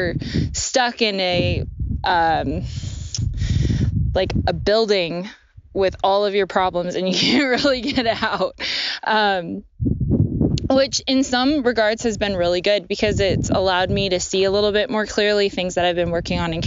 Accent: Portland, Oregon, United States; I'm from Portland

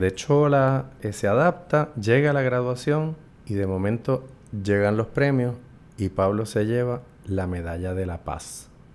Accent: San Juan, Puerto Rico; also born or lived in United States; creciendo en esa adolescencia en Santurce

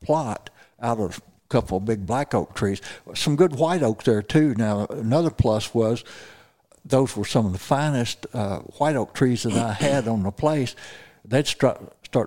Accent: Missouri Bootheel, United States; now in Ozarks, Missouri, United States; I'm from the Missouri Boot Hill, phenomenal dove hunting down there. I grew up

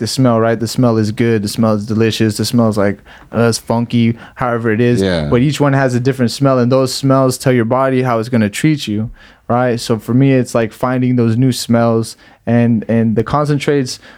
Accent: Salinas, California, United States; We're from Salinas.

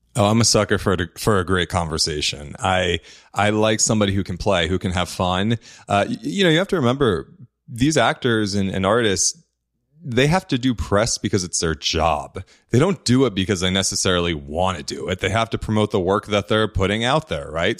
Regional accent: New Jersey, United States; I grew up in New Jersey. I'm an Italian boy, Italian family.

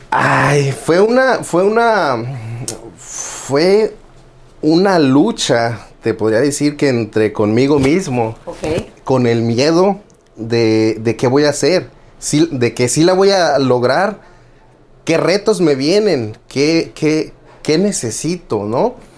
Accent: Tijuana, Baja California, Mexico; also born or lived in Guerrero, Mexico; now in United States; vengo de Tijuana, Baja California, nacido en Guerrero y siempre digo malcriado en Tijuana

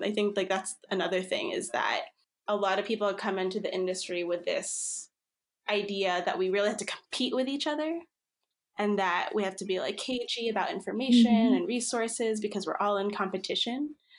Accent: Philippines; born there; So I think I mentioned I'm Filipino. I was born in the Philippines.

